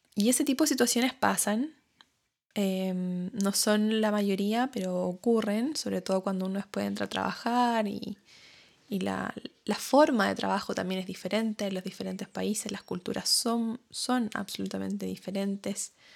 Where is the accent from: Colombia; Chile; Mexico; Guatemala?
Chile; moved away as an adult; now in New Zealand; yo soy de Chile, hablo español em, y no sabía inglés cuando me vine a Nueva Zelanda